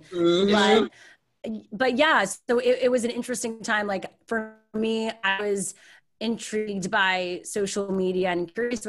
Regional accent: Canada; moved away as an adult; now in Los Angeles, United States; But I'm Canadian, I'm a proud Canadian, more now than I ever have before.

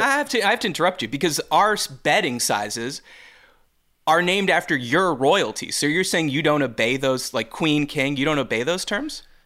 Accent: Canada; now in Midwest, United States; as a Canadian

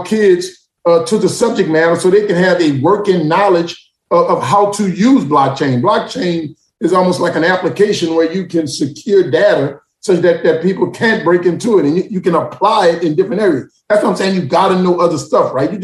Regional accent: New Orleans, Louisiana, United States; also born or lived in Atlanta, Georgia; I grew up in New Orleans

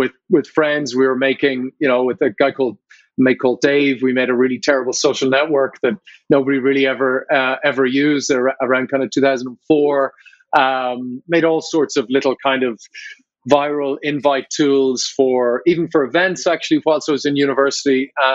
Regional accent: Ireland

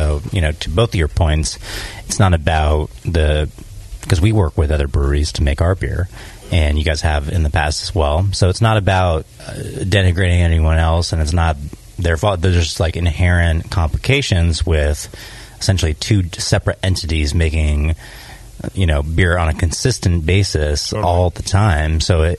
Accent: Australia; I'm Aussie woman.

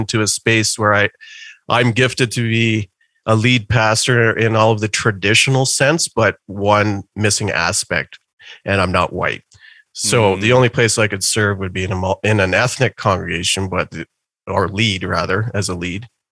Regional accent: Calgary, Alberta, Canada; I actually started going to church as a kid deep in the suburbs of Calgary. So I've lived in Calgary almost my whole life.

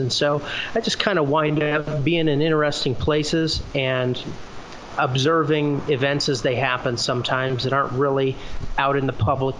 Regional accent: Iowa, United States; Just one of our towns in my home state of Iowa is the town of Maytag.

